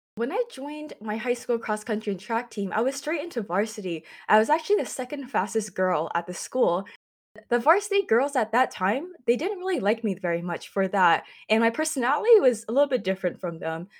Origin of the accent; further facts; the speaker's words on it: San Jose, California, United States; I was born and raised in San Jose, California, or also known as the San Francisco Bay Area